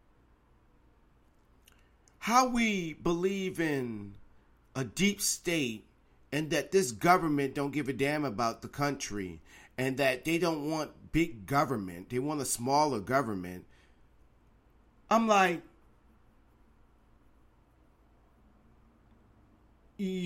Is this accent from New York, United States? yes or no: no; Virginia, United States; my home state of Virginia